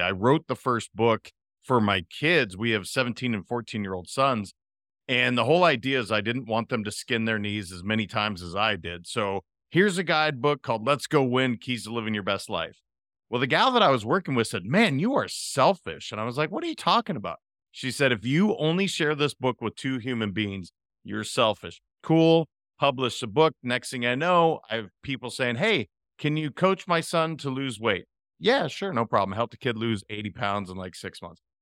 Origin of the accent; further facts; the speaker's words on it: Montana, United States; moved away as an adult; also born or lived in California; now in Florida, United States; I'm a kid from Montana that happened to end up in California for 20 years, and I've been in Florida for three